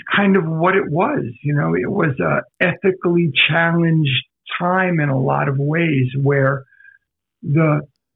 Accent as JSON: {"language": "English", "area": "South Shore of Long Island", "region": "New York", "country": "United States", "tie": "born or raised there", "said": "I grew up on the South Shore of Long Island"}